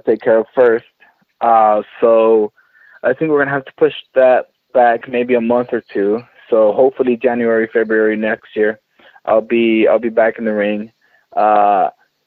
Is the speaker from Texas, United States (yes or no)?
yes; San Antonio, Texas, United States; here in my home state of Texas in San Antonio